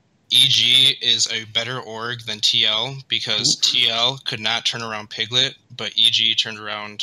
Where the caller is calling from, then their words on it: Big Rapids, Michigan, United States; Big Rapids, Michigan.